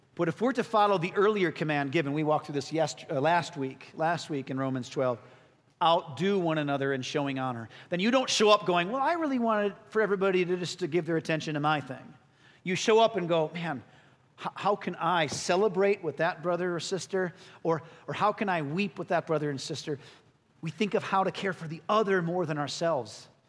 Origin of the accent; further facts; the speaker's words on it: Chicago, Illinois, United States; I'm born and raised in Chicago